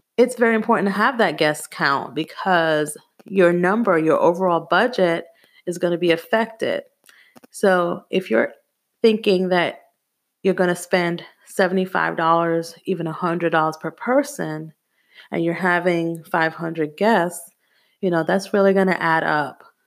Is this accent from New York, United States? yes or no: yes; New York City, New York, United States; also born or lived in Jamaica; Growing up in Brooklyn, New York was very hard